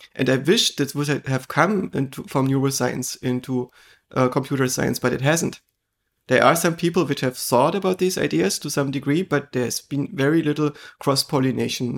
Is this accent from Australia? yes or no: no; eastern Germany, Germany; I grew up in Eastern Germany